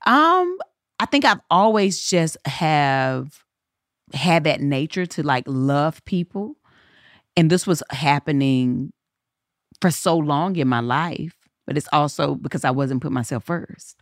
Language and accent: English; Eden, North Carolina, United States; accent: southern; moved away as an adult; now in Los Angeles, United States; I was in Eden, in my hometown